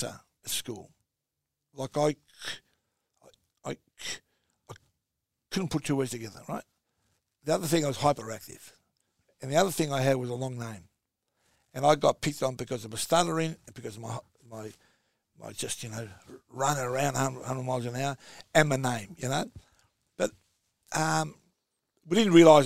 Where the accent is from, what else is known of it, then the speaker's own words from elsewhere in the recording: Australia; We're just as Australian as you are. I was born here